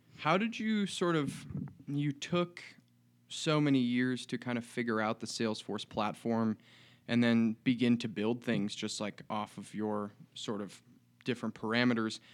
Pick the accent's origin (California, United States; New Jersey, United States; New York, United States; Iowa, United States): Iowa, United States; Des Moines; now in Bozeman, United States; from Des Moines, Iowa